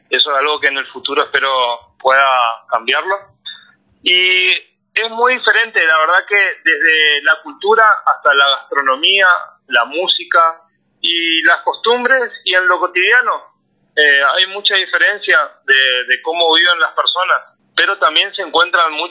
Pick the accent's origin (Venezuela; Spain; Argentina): Argentina; Resistencia, Chaco; moved away as an adult; yo soy del norte de Argentina, Resistencia Chaco es la parte